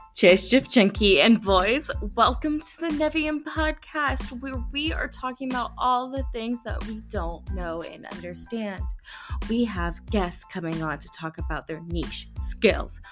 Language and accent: English; Indiana, United States; now in Poland; Indiana, where my hometown is